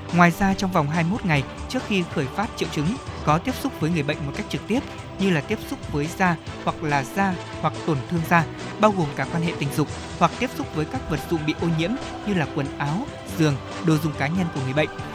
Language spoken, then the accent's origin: Vietnamese; Thanh Hóa, Vietnam; thanh hóa quê tôi